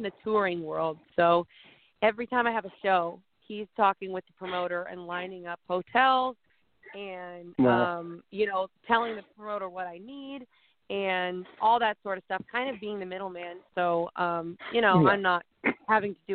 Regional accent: Midwest, United States; I was from the Midwest

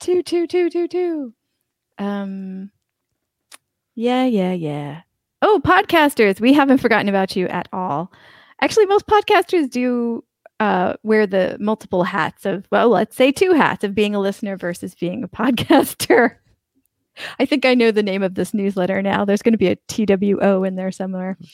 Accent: United States; now in Albania; I'm an American, but I'm in Albania right now.

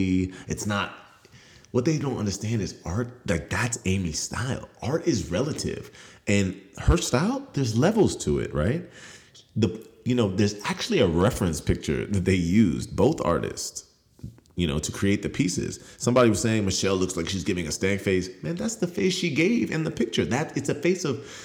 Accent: Nigeria; I'm from Nigeria

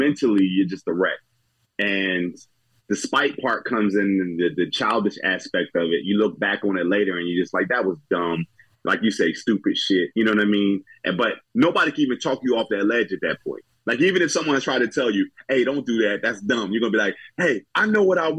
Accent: New Jersey, United States; moved away; I'm from Jersey originally

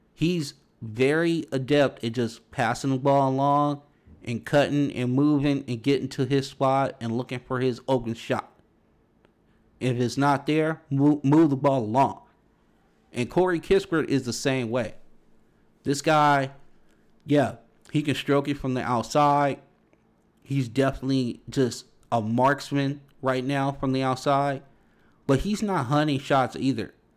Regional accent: Los Angeles, California, United States; I grew up around Big East basketball, you know, even out here on the West Coast

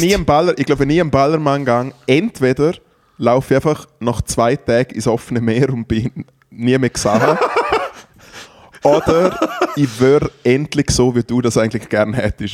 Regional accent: Triesen, Liechtenstein; an Tresen vorbei, der Gemeinde, wo ich aufgewachsen bin

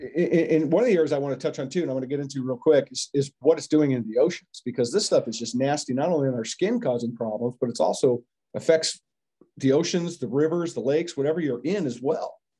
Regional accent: United States

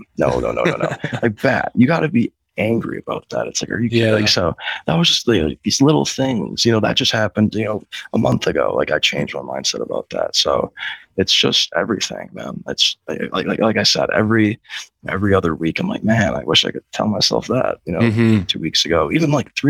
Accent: Chicago, Illinois, United States; I'm from Chicago

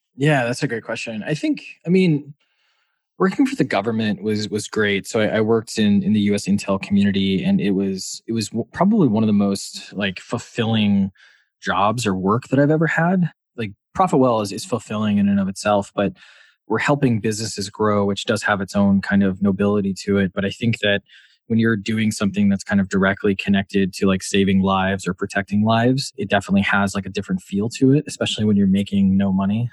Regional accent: Wisconsin, United States; moved away as an adult; also born or lived in Washington, D.C.; now in Boston, United States; I'm from Wisconsin.

